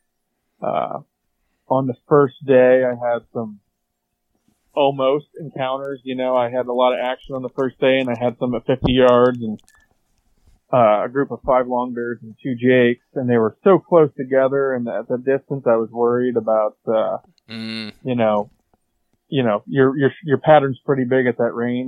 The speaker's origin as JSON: {"language": "English", "country": "United States", "tie": "born or raised there", "said": "So I'm from Columbia County. 30 years old. I work for the state. I do some like construction management. I was born and raised on a farm"}